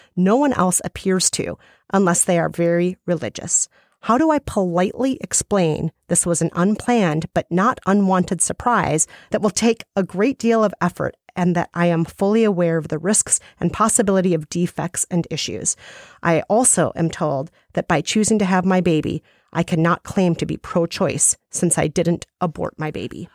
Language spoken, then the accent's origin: English; Minnesota, United States; as a Minnesotan.